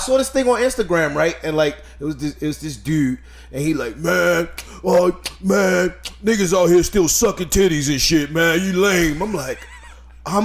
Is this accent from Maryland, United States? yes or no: yes; Baltimore, Maryland, United States; also born or lived in Tucson / Delaware; I was born on Davis-Monthan, and I stayed here for, like, a year. Both of my parents were in the Air Force, and then we moved around, and then we fucking landed in Baltimore.